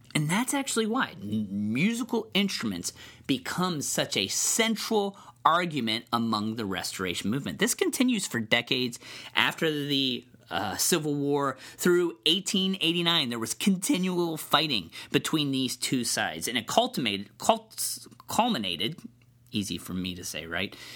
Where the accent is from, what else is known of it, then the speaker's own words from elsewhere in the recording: Cincinnati, Ohio, United States; I'm from Cincinnati